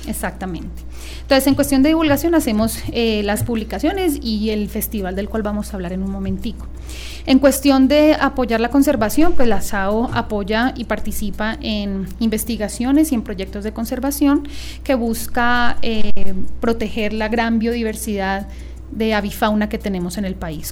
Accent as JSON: {"language": "Spanish", "region": "Bogotá", "country": "Colombia", "moved": "yes", "lives_now": "Medellín, Colombia", "said": "yo soy de Bogotá y viví por fuera del país mucho tiempo"}